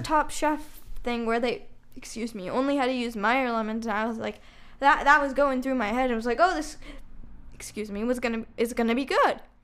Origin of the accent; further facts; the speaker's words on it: Chicago, Illinois, United States; we're from Chicago